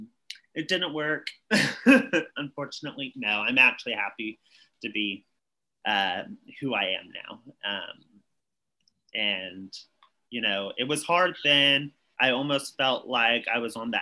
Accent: East Texas, United States; I grew up in East Texas and it's very conservative here

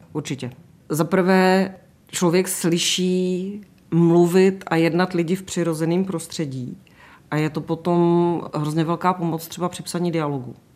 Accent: Vysočina Region, Czechia; also born or lived in Český Krumlov; now in Prague, Czechia; Já pocházím z Vysočiny, já jsem tak jako vykořeněná vlastně, ale vzhledem k tomu, že v Praze žiju více jak 30 let

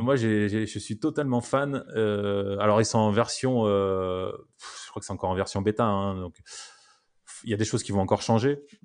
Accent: France; on est français

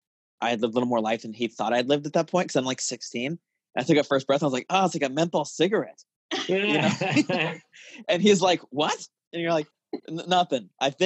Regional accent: Tucson, Arizona, United States; moved away; also born or lived in Chicago; A lot of my childhood happened in Tucson.

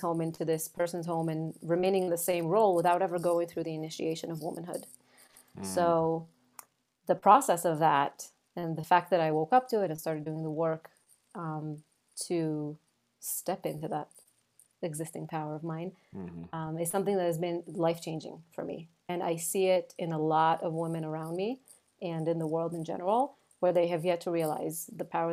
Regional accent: Israel; moved away as an adult; now in New York, United States; I'm originally from Israel. I moved to the United States, to New York, about 8 years ago

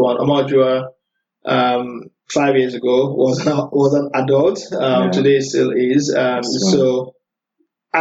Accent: Abeokuta, Ogun State, Nigeria; moved away as an adult; also born or lived in Osun State, Nigeria / Lagos, Nigeria / Sokoto, Nigeria; I'm from Ogun State, in the Borno State to Lagos, which I know most people know Lagos, so it's yeah. Ogun. So I lived in the city called Abeokuta

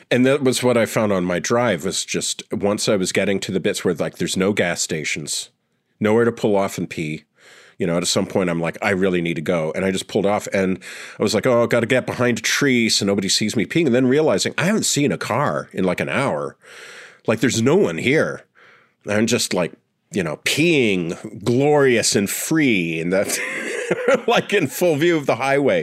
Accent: Sudbury, Ontario, Canada; moved away; Sudbury, where I grew up

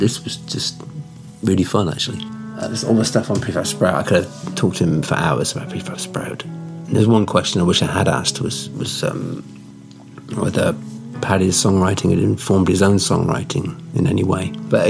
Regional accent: Australia; I'm Australian, mate. I've only got a vocabulary of 120 words.

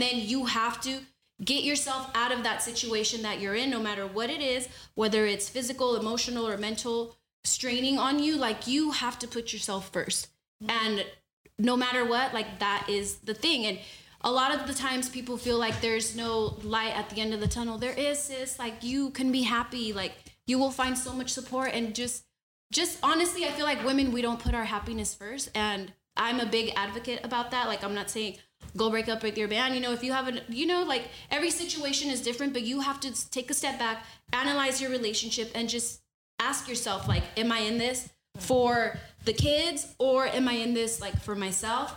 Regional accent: Honduras; I'm from Honduras and we use a lot of platanos

